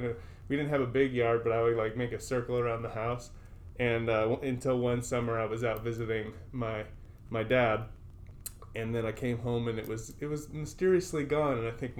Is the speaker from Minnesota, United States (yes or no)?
yes; Rochester, Minnesota, United States; moved away; Again, I grew up on Northern Valley Drive in Rochester, Minnesota. Rochester, Minnesota is well known around the country because it's where the Mayo Clinic is located.